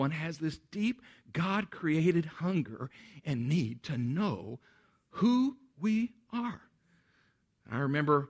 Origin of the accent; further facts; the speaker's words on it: Central Texas, United States; moved away; I grew up in Central Texas